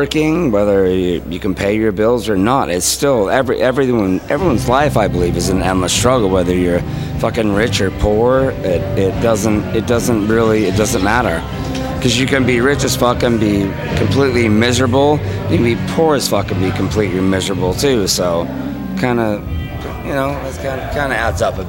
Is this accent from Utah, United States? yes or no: yes; Salt Lake City, Utah, United States; also born or lived in Arizona; We are from Salt Lake City, Utah